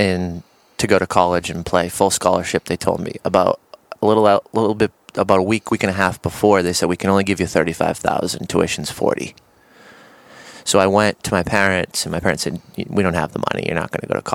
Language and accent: English; Boston, Massachusetts, United States; now in Nashville, United States; I'm from Boston